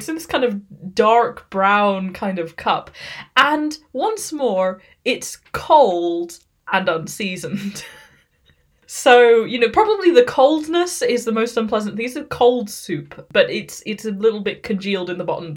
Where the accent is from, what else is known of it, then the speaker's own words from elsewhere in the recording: United Kingdom; I am British, but I'm also half Thai.